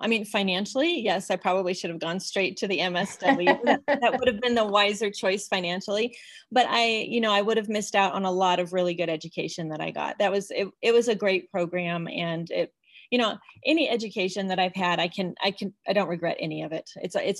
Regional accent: Illinois, United States; also born or lived in Colorado; now in Salt Lake City, United States; I grew up in Illinois in Colorado, and my parents are in Colorado, so we get to go back there for vacations.

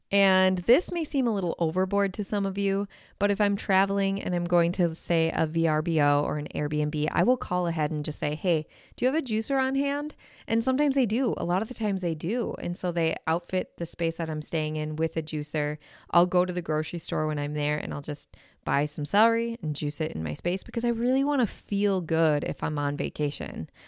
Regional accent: Wisconsin, United States; I am from Wisconsin

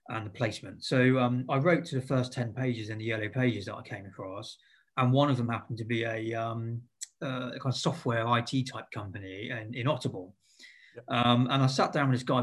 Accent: Eastleigh, South East England, United Kingdom; also born or lived in Southampton; I grew up around Eastleigh. Pretty local.

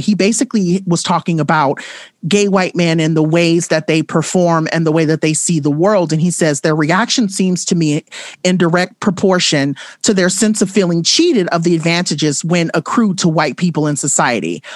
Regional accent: Compton, California, United States; I grew up in Compton.

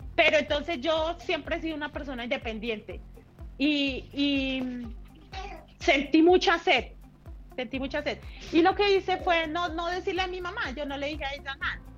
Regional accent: Puente Nacional, Santander, Colombia; mi historia empieza eh, hace algunos años por allí en Puente Nacional Santander

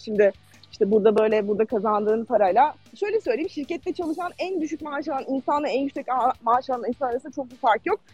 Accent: Ankara, Turkey; moved away as an adult; now in Stockholm, Sweden; Ankaralıyım aslında normalde.

